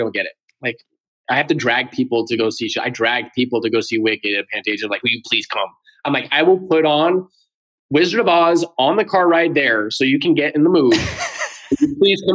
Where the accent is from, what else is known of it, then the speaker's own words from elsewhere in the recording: California, United States; I am from California